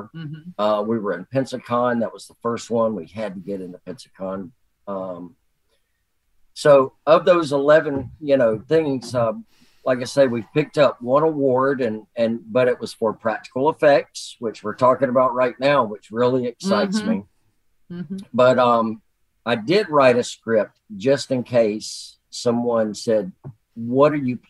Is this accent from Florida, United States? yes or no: yes; Jackson County, Northwest Florida, United States; I was born and raised right here in Northwest Florida in Jackson County.